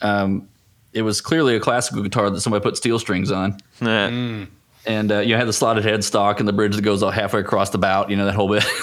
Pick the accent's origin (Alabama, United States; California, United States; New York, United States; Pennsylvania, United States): Alabama, United States; accent: Southern; moved away; I'm from Alabama. It's not a whole lot better, right? So it's also pretty southern